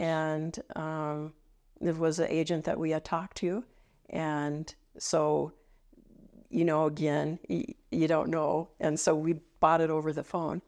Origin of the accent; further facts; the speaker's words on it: Cheyenne, Wyoming, United States; I grew up here